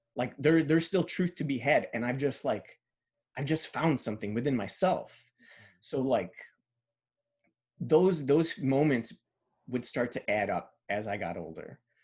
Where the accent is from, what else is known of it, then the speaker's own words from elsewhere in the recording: Chicago, Illinois, United States; first language Spanish; English is a second language; I went from, like, growing up in Pilsen to, like, growing up in, uh, Bridgeport